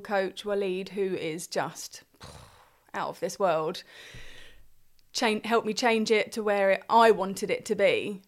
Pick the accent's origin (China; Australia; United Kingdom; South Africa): United Kingdom; Crowborough, South East England; also born or lived in Hartfield; I grew up in Crowborough